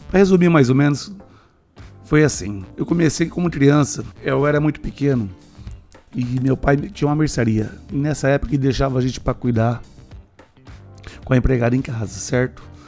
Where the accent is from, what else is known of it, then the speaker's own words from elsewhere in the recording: Maringá, Paraná, Brazil; sou de Maringá